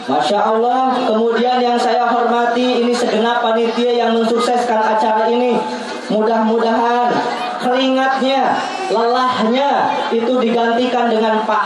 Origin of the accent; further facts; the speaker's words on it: West Java, Indonesia; Kita orang Sunda ketawa-tawa bu.